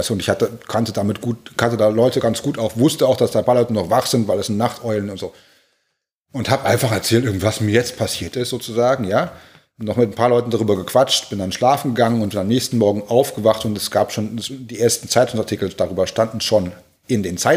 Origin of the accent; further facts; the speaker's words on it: Berlin, Germany; moved away; ich vermisse meine, meine Heimatstadt, gerade Berlin, äh, äh, täglich, aber äh, ich könnte da nie arbeiten.